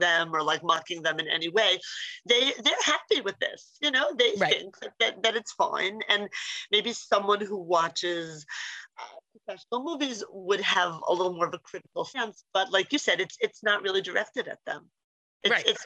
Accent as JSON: {"language": "English", "town": "Philadelphia", "region": "Pennsylvania", "country": "United States", "tie": "born or raised there", "said": "growing up in Philly, we have Indian next door neighbors"}